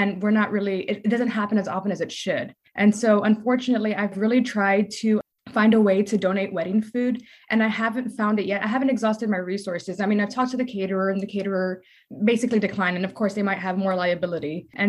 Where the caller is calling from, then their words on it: San Antonio, Texas, United States; I'm calling in from San Antonio, Texas.